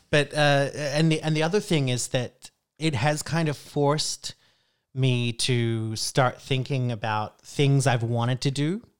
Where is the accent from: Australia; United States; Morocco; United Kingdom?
Australia; Brisbane, Queensland; moved away as an adult; now in Iceland; I grew up in Australia